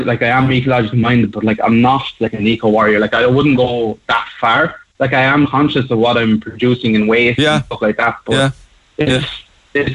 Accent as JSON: {"language": "English", "town": "Carlow", "region": "Leinster", "country": "Ireland", "tie": "born or raised there", "said": "I grew up in Carlow"}